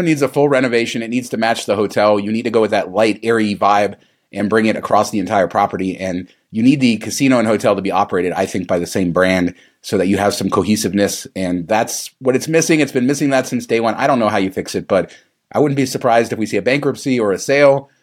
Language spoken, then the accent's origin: English; California, United States; now in Las Vegas, United States; I grew up in California